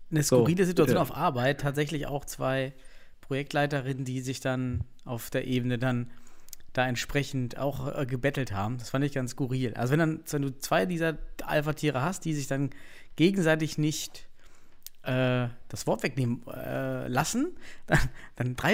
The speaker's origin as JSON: {"language": "German", "region": "East Germany", "country": "Germany", "said": "Man ich bin aus dem Osten, ich bin"}